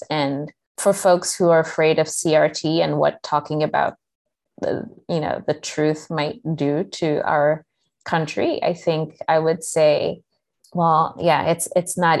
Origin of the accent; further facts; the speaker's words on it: Kenya; moved away; I had like one sixth grade teacher growing up in Kenya